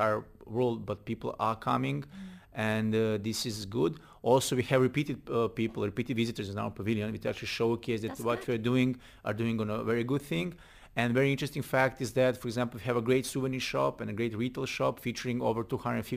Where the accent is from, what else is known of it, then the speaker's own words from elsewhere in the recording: Belgrade, Serbia; I love Belgrade. I was born there.